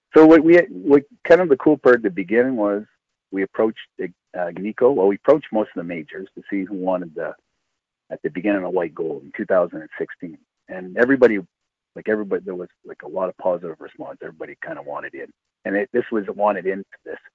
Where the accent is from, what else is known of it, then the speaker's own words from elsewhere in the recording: Timmins, Ontario, Canada; I'm from Timmins